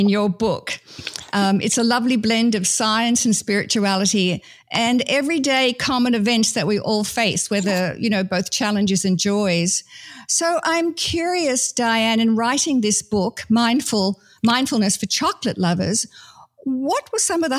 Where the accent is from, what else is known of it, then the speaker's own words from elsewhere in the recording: Australia; I come from Australia, British heritage